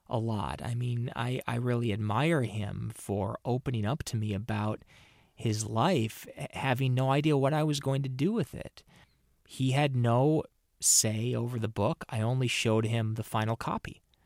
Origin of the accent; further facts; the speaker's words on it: Minnesota, United States; I'm from Minnesota.